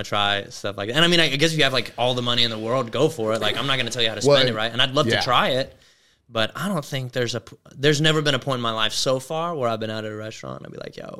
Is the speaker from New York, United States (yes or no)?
no; East Texas, United States; moved away as an adult; now in Oklahoma City, United States; I grew up in East Texas and had seen snow twice in my life.